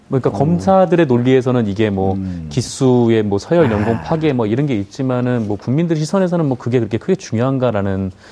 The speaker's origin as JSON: {"language": "Korean", "region": "Incheon", "country": "South Korea", "said": "인천 출신입니다."}